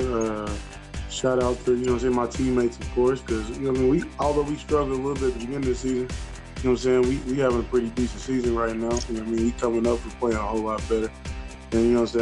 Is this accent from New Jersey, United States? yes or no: no; Chicago, Illinois, United States; I'm from Chicago